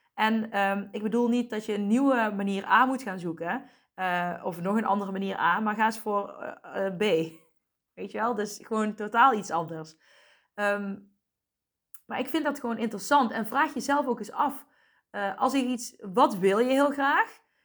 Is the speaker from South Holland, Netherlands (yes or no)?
no; Asten, North Brabant, Netherlands; also born or lived in Helmond / Deurne; ik ben in Asten opgegroeid, een dorp hiernaast